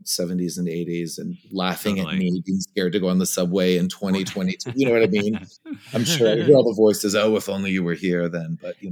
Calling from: New York City, New York, United States; I'm in New York City.

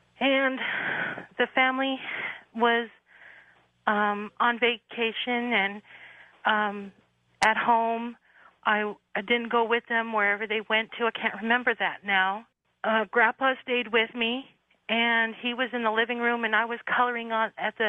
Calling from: Sacramento, California, United States; I'm calling from Sacramento.

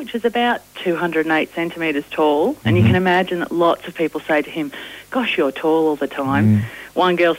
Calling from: Sydney, New South Wales, Australia; I'm calling from Sydney.

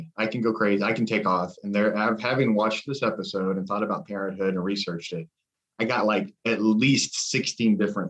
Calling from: Columbus, Ohio, United States; Columbus, Ohio.

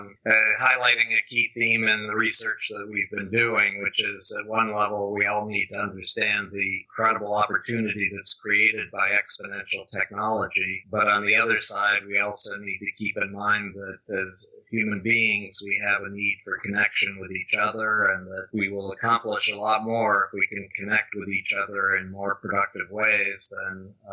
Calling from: Tiburon, California, United States; Well, I'm actually calling in from my home, which is just north of San Francisco in a town called Tiburon with a beautiful view of the San Francisco Bay.

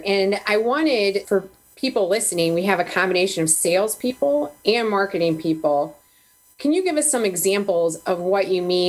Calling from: Rocky River, Ohio, United States; today I'm calling in from my home in Rocky River, Ohio, just outside of Cleveland.

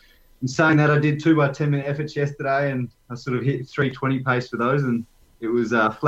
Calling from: Canberra, Australian Capital Territory, Australia; I'm joining you guys from Canberra. It's a little bit nippy tonight, but, the nation's capital

